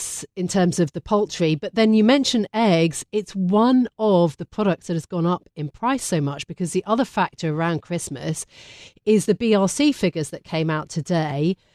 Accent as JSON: {"language": "English", "region": "London", "country": "United Kingdom", "said": "I'm a Londoner through and through"}